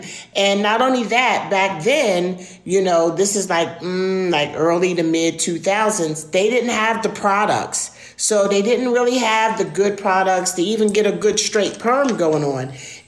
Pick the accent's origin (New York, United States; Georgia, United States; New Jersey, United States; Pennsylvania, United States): New Jersey, United States; Glassboro; moved away as an adult; also born or lived in Biloxi, Mississippi; now in Panama; how I got to Panama from little old Glassboro, New Jersey, was I met a man in Mississippi. Biloxi, Mississippi is where I met my husband, Alfredo.